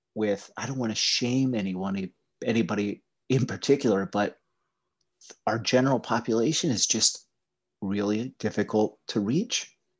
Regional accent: Appalachia, Pennsylvania, United States; I grew up in Appalachia

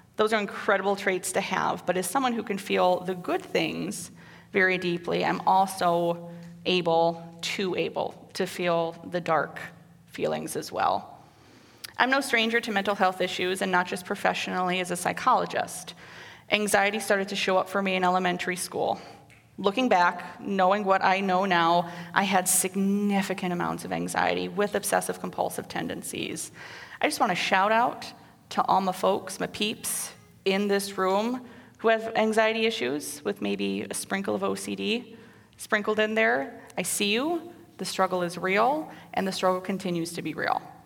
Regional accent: Waterloo, Iowa, United States; moved away as an adult; also born or lived in Cedar Falls, Iowa / North Dakota; I was born in Cedar Falls and raised in Waterloo and lived there until I left for North Dakota

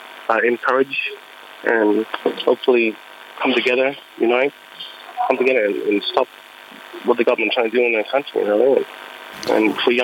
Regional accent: Elliott, Northern Territory, Australia; I'm from Jingling Mudba tribe in Elliot.

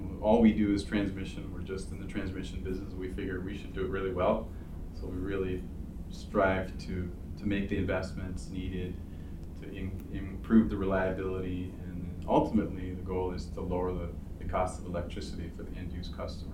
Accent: Toronto, Ontario, Canada; now in Ann Arbor, United States; I grew up in Toronto.

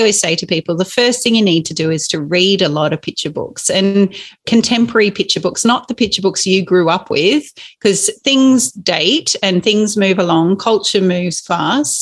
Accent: Inverell, New South Wales, Australia; growing up in Inverell, which is in Western New South Wales, spent a lot of time just meandering our property

